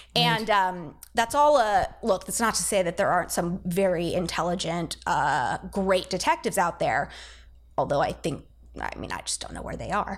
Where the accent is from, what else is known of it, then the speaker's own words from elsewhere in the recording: San Diego, California, United States; moved away as an adult; also born or lived in Santa Cruz / New York City; now in Baltimore, United States; I grew up in California. I grew up in, uh, San Diego